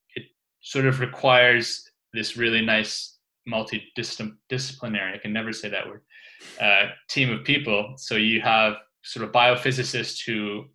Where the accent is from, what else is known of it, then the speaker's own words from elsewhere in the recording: Canada; moved away as an adult; also born or lived in London; I was set to start a job at the University of Ottawa, which is sort of close to my hometown